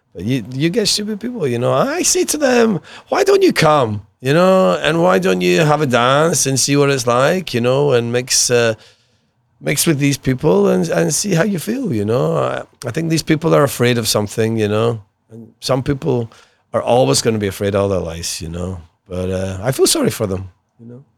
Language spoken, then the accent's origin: English; Glasgow, Scotland, United Kingdom; I was brought up in Glasgow